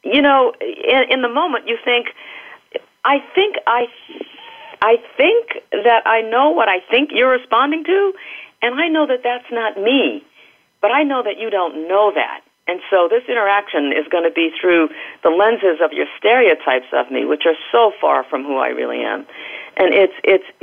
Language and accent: English; United States; I've spent my life in the United States